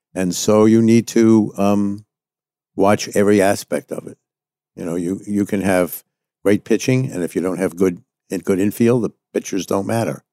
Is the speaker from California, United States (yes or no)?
no; New York City, New York, United States; I was born in Manhattan, New York City. Went to public school here in New York